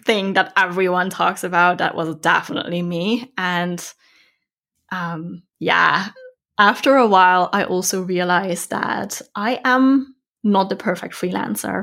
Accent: Netherlands; moved away as an adult; also born or lived in Australia / Thailand / Vietnam / Bali; now in Germany; I'm from the Netherlands

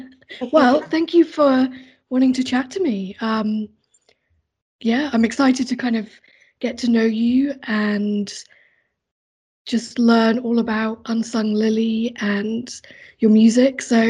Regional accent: Hampshire, South East England, United Kingdom; now in Sydney, Australia

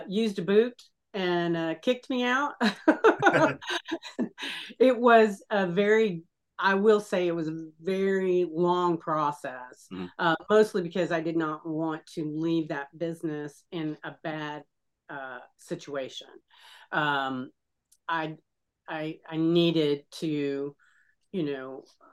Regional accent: Texas, United States; now in Florida, United States; I live in Florida and I was born in Texas and have relatives still in Texas

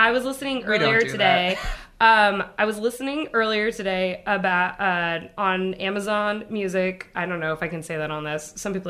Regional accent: Portland, Oregon, United States; moved away as an adult; also born or lived in Los Angeles; now in Chicago, United States; I grew up very, like... I grew up in Portland, right?

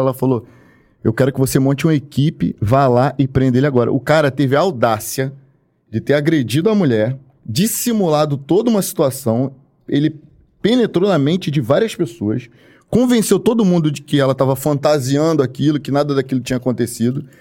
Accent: Baixada Fluminense, Rio de Janeiro, Brazil; eu fui criado na Baixada Fluminense

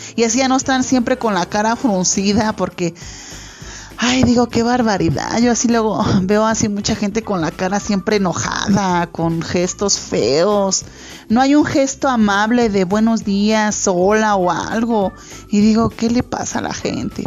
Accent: Mexico; nosotros los mexicanos

